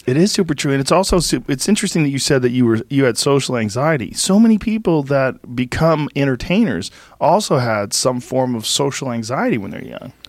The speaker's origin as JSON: {"language": "English", "town": "Boston", "region": "Massachusetts", "country": "United States", "tie": "born or raised there", "said": "growing up in Boston, remember W B C N?"}